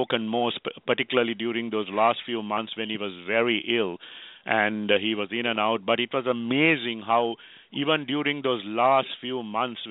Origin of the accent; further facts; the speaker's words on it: Sri Lanka; now in Herndon, Virginia, United States; a Sri Lankan